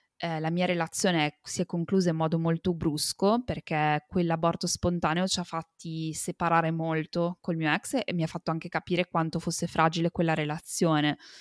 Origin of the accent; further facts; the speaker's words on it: Italy; sono nata e cresciuta in Italia